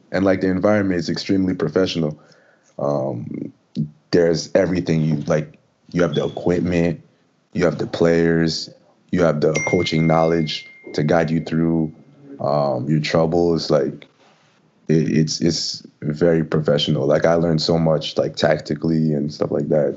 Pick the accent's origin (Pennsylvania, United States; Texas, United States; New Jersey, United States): New Jersey, United States; Jackson; moved away as an adult; also born or lived in Wake Forest; now in Orlando, United States; I'm from originally from Jackson, New Jersey